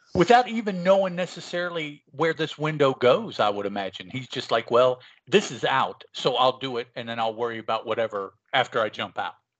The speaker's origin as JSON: {"language": "English", "region": "West Virginia", "country": "United States", "tie": "born or raised there", "also_born_or_lived": "Chicago, Illinois", "said": "I was not born uh, in West Virginia, which is where I am now. Um, I was born in Chicago, Illinois. Hmm. When I was little, and we all my, my mom and dad moved us down here to west virginia"}